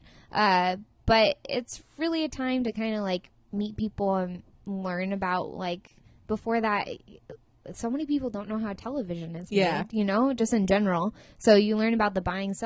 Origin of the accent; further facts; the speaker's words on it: Santa Barbara, California, United States; I'm from Santa Barbara